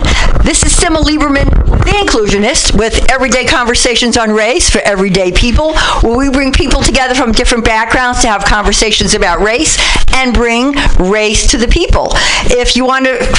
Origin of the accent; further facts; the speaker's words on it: New York City, New York, United States; now in Berkeley, United States; I'm from the Bronx, and I live in Berkeley, but I'm still from the Bronx